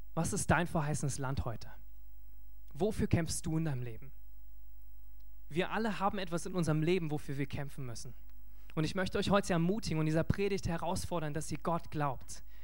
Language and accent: German; Germany; als Deutsche